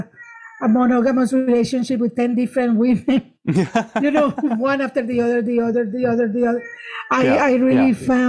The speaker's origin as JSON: {"language": "English", "country": "Nicaragua", "tie": "born or raised there", "also_born_or_lived": "Guatemala", "accent": "Spanish", "first_language": "Spanish", "second_language": "English", "moved": "yes", "said": "I come from Nicaragua"}